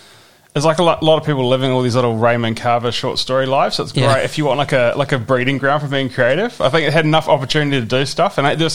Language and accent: English; Pukekohe, Auckland, New Zealand